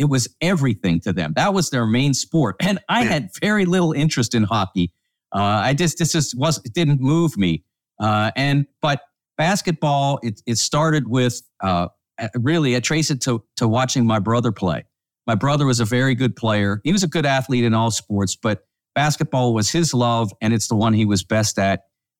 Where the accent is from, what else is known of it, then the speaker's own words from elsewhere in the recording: Pittsburgh, Pennsylvania, United States; Well, it's interesting because, Todd, I grew up in the Pittsburgh area